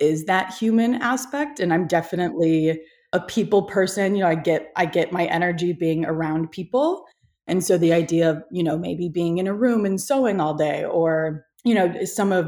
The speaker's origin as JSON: {"language": "English", "region": "Iowa", "country": "United States", "tie": "born or raised there", "moved": "yes", "lives_now": "Los Angeles, United States", "said": "I grew up in Iowa, so I'm from like the country of you know, the States"}